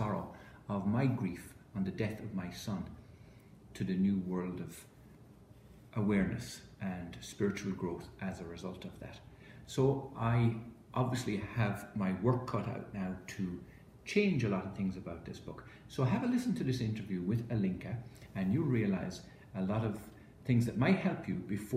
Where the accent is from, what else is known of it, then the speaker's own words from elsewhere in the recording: Ireland; I was brought up in Holy Catholic Ireland